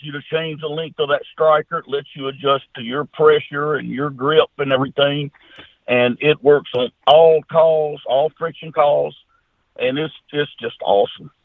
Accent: Junction City, United States; I'm just a country boy. My hometown Junction City, Arkansas, Louisiana, we got about 14 or 1500 people here with one red light

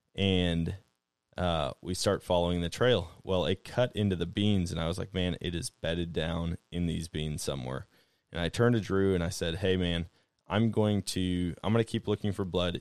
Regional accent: Wisconsin, United States; now in Missouri, United States; I grew up in Wisconsin

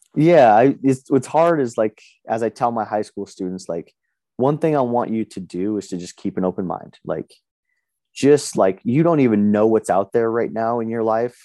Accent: Las Vegas, Nevada, United States; moved away as an adult; also born or lived in Reno, Nevada; now in Boise, United States; I live in Boise, Idaho now, but I was born and raised in Las Vegas

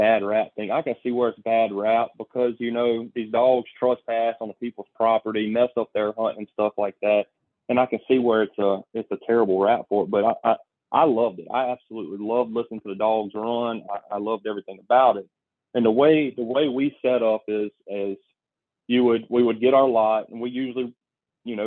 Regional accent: Venice, Louisiana, United States; I grew up in around Venice, like going to Venice, Louisiana, fishing inshore

